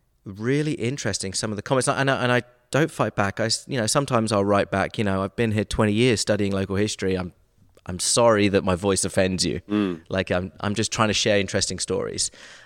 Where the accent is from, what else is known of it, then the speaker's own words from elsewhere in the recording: Brighton, South East England, United Kingdom; also born or lived in Nashville; now in Atlanta, United States; I'm from the south coast of England, Brighton.